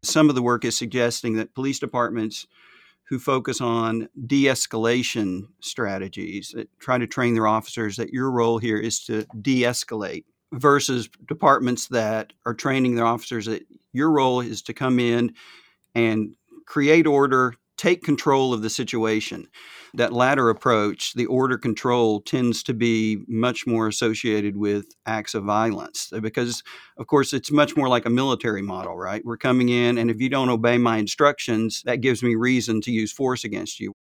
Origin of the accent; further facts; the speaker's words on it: the South, United States; accent: Southern; my Southern accent